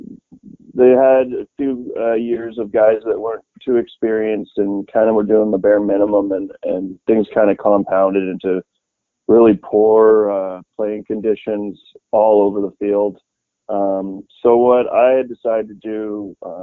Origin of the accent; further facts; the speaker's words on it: Sunshine Coast, British Columbia, Canada; also born or lived in Vancouver; Vancouver is my home. I was born on the Sunshine Coast in British Columbia, and all my family's here